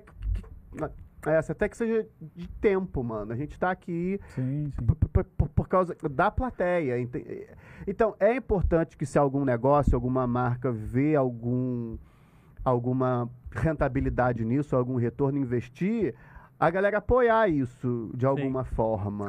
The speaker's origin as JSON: {"language": "Portuguese", "region": "Rio de Janeiro", "country": "Brazil", "tie": "born or raised there", "said": "eu sou da Tijuca"}